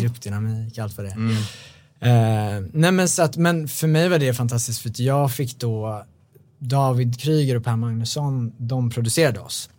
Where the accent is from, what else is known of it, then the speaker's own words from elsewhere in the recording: Bålsta, Uppsala County, Sweden; now in Stockholm, Sweden; Jag är uppvuxen i Bålsta